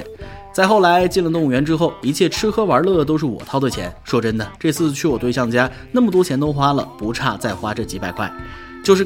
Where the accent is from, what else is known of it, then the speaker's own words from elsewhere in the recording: Jiangnan, China; 当然，我家乡是江南，有非常广阔的湖。